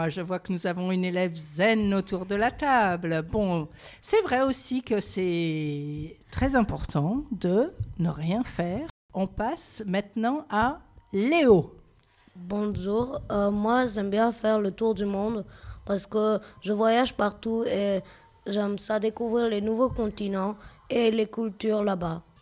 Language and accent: French; Grand Est, France; Bah en fait, moi vous voyez, je viens des Vosges, donc euh, j'ai vraiment grandi là-bas